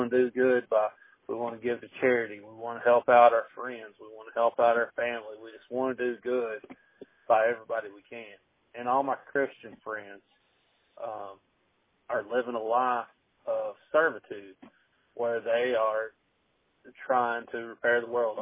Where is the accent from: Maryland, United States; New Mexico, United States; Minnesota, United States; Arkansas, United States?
Arkansas, United States; I grew up in Arkansas